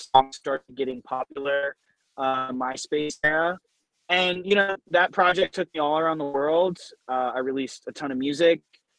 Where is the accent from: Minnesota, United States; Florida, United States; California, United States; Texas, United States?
California, United States; Southern; I'm from Southern California. So like we grew up on, you know, like West Coast hip hop.